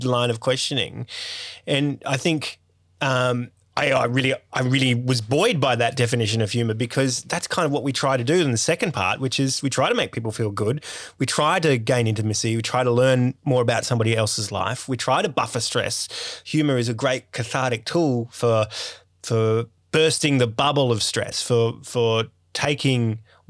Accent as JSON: {"language": "English", "town": "Sydney", "region": "New South Wales", "country": "Australia", "tie": "born or raised there", "said": "I grew up in Sydney's northwest suburbs, and I had a pretty privileged kind of life."}